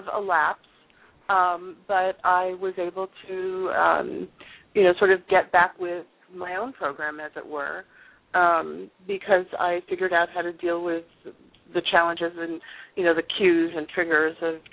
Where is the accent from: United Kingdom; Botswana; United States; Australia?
United States; East Coast; also born or lived in North San Diego County, California; now in San Diego County, United States; I am actually originally from the East Coast, and now I'm in North San Diego County